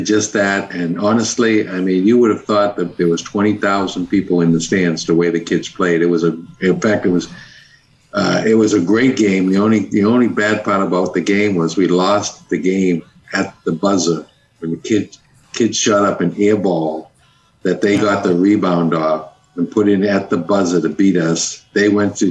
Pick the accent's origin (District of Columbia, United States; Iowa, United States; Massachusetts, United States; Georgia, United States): Massachusetts, United States; Cambridge; now in Florida, United States; growing up in Cambridge, Mass.